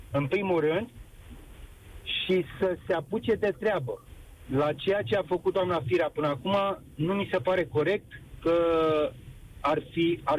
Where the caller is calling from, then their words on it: Bucharest, Romania; Din București.